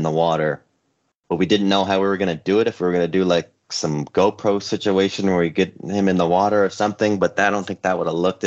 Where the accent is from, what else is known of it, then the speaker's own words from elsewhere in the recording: Concord, California, United States; also born or lived in Sacramento; now in Los Angeles, United States; I grew up right outside of San Francisco in a little town called Concord